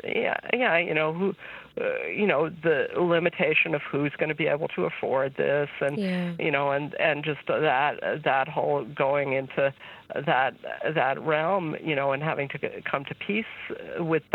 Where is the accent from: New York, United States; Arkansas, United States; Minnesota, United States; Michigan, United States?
New York, United States; New York City; moved away; I grew up in New York City